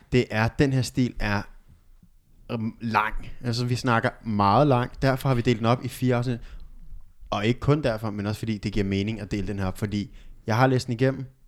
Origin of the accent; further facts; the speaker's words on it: Albertslund, Capital Region of Denmark, Denmark; Vi er tre søskende fra Albertslund